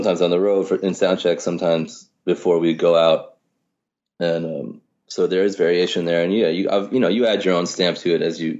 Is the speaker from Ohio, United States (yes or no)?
no; New York, United States; I think growing up in New York was amazing for me. Mm-hmm. And I think in a lot of ways it's just being lucky to be born here. You know, I mean, my folks are not from here.